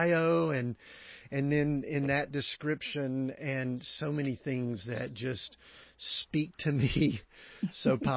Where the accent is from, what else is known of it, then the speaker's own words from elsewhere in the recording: Conyers, Georgia, United States; I grew up in Conyers and went to high school and all there